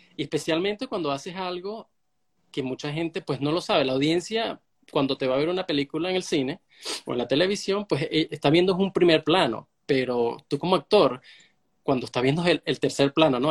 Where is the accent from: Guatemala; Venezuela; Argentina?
Venezuela; soy de Venezuela